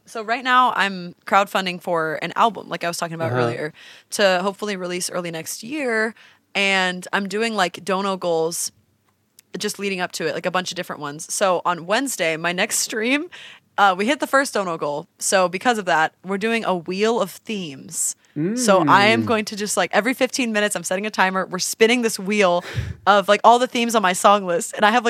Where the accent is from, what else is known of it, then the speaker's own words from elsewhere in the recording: Orange County, California, United States; Yeah, I grew up in Orange County.